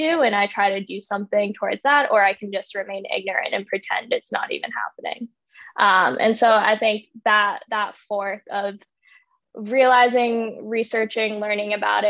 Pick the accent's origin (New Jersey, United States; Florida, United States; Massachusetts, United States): Massachusetts, United States; I grew up in Massachusetts